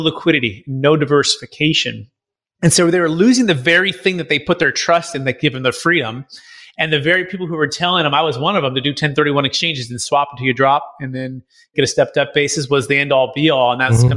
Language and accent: English; Bay Area, California, United States; now in St. Augustine, United States; I grew up in the Bay Area, my mom and dad, kind of Silicon Valley, East Bay